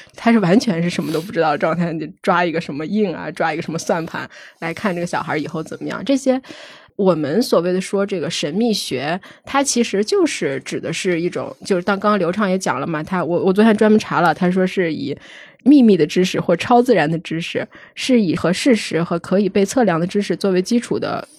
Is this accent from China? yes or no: yes; Shanxi, China; 因为我山西人嘛，我们那边儿其实还挺流行的